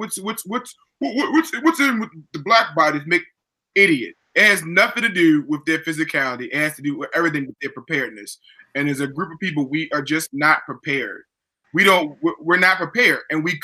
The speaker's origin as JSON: {"language": "English", "town": "Baltimore", "region": "Maryland", "country": "United States", "tie": "born or raised there", "said": "I grew up in Baltimore"}